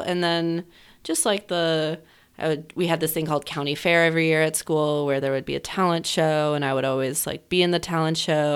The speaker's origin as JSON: {"language": "English", "town": "Chicago", "region": "Illinois", "country": "United States", "tie": "born or raised there", "said": "moved back here because my mom's family is from here"}